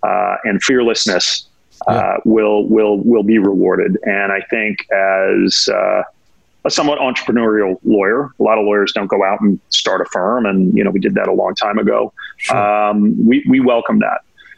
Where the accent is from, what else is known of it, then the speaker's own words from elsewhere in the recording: New York, United States; And as a New Yorker, that's going to be tough. Right. I've been here a long time, you know, over 30 years